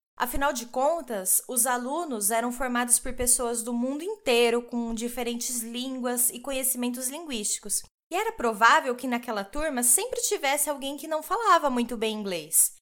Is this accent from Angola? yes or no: no; Brazil; first language Portuguese; moved away as an adult; now in Nuremberg, Germany; sou brasileira